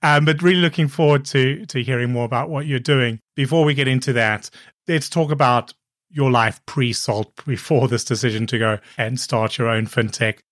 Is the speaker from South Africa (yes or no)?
yes; Cape Town, Western Cape, South Africa; moved away; also born or lived in Copenhagen / Hong Kong / Brighton; I grew up in Cape Town, which is a coastal city